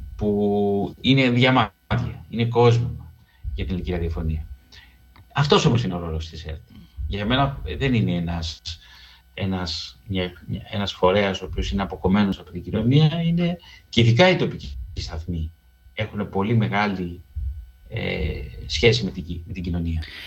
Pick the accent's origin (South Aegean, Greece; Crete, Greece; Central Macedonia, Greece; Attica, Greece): Attica, Greece; Piraeus; also born or lived in Keratsini / Lefkada (ancestry); εγώ γεννήθηκα στον Πειραιά, τελείωσε να σχολείο στο Κερατσίνι